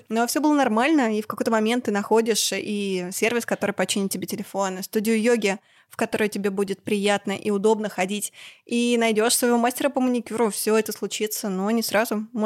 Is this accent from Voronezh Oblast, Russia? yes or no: no; Yekaterinburg, Sverdlovsk Oblast, Russia; Я родилась на Уктусе, но я в центре последние 10 лет живу.